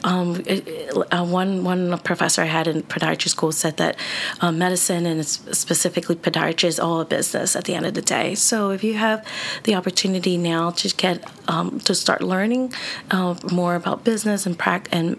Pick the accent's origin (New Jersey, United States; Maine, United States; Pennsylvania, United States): Pennsylvania, United States; Philadelphia; I grew up in South Philly area